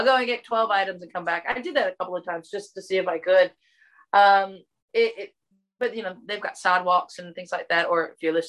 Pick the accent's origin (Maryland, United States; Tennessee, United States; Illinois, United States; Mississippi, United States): Mississippi, United States; Natchez; accent: Southern; moved away; also born or lived in Texas; I'm actually from Mississippi.